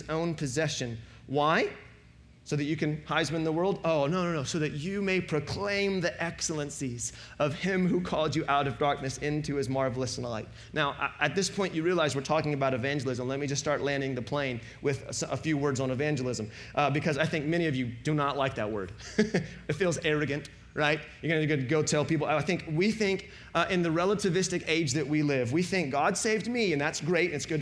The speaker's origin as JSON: {"language": "English", "region": "the Bible Belt", "country": "United States", "tie": "born or raised there", "said": "growing up in the Bible Belt"}